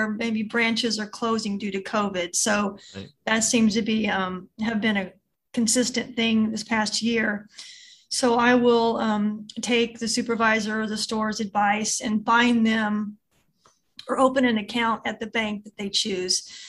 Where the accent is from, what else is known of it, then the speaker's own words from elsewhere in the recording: Southern Illinois, United States; now in Texas, United States; I'm originally from Southern Illinois, but I've lived in Texas more than half my life.